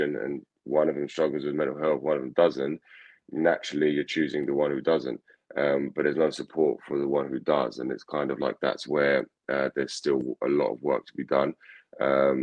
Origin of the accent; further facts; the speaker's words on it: England, United Kingdom; I grew up in England, although I had family in Scotland